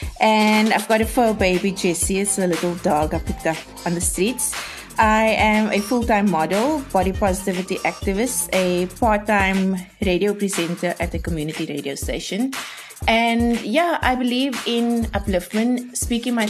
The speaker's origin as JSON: {"language": "English", "town": "Cape Town", "region": "Western Cape", "country": "South Africa", "tie": "born or raised there", "said": "I grew up in Mitchells Plain"}